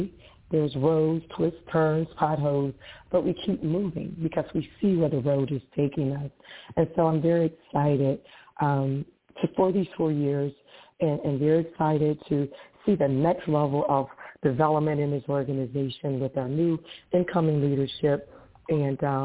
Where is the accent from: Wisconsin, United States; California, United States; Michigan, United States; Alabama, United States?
Michigan, United States; Detroit; I'm from Detroit, Michigan.